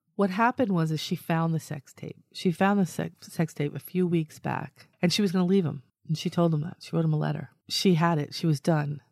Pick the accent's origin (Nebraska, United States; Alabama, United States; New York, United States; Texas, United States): New York, United States; I, I come from New York